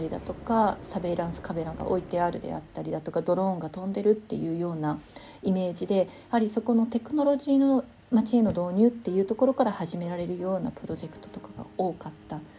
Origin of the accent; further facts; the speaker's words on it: Tokyo, Japan; moved away as an adult; now in Denmark; 東京生まれ東京育ちなんですけれども2005年にですねデンマークの方にあの博士課程の途中で来まして